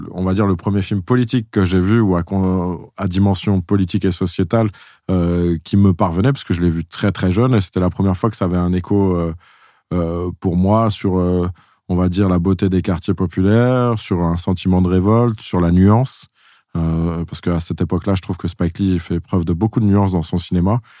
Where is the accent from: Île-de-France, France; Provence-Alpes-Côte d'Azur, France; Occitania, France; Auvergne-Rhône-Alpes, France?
Île-de-France, France; Sèvres; born there; En fait, c'est marrant parce que c'est juste la ville où je suis né.